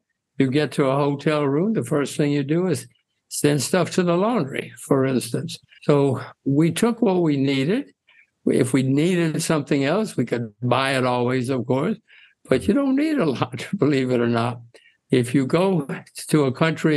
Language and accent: English; United States; I'm an American like all of your viewers.